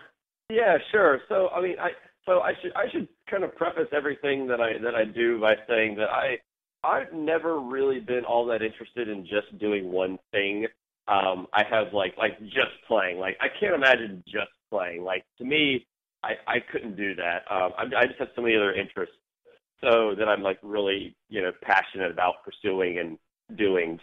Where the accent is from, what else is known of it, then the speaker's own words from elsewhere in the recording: South Carolina, United States; moved away; I'm from South Carolina originally, in a little small town about half an hour outside